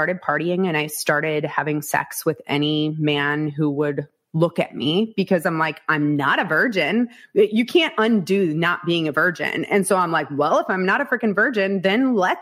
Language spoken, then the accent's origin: English; Northwest Iowa, United States; I was born and raised in Northwest Iowa